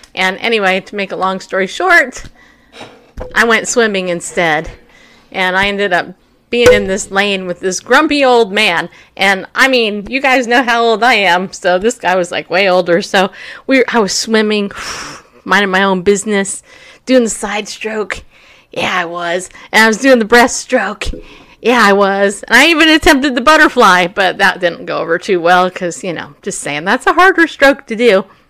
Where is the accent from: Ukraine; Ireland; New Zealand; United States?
United States; I'm an American